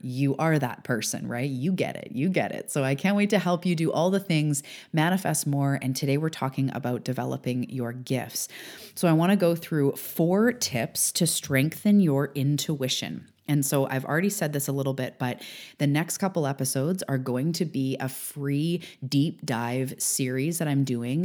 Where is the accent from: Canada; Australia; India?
Canada; also born or lived in Vancouver Island, British Columbia; I'm a Canadian on the West Coast on Vancouver Island